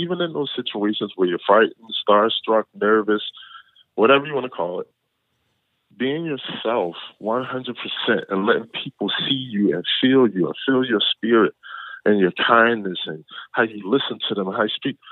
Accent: Philadelphia, Pennsylvania, United States; now in Los Angeles, United States; I was born and raised in Philadelphia.

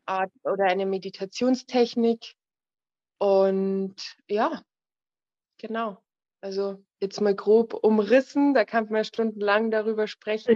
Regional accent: Bavaria, Germany; Ich komme aus Bayern

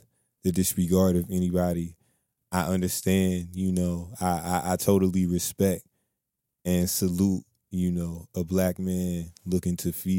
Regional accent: Muskogee, Oklahoma, United States; born there; I was born in Muskogee, Oklahoma, you know what I'm saying, in 1988.

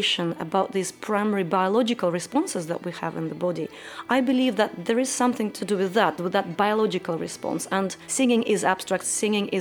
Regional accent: Kazan, Tatarstan, Russia; also born or lived in Siberia; I was born in Siberia, and when I was three, my parents moved to Kazan, which is the capital of Tatarstan.

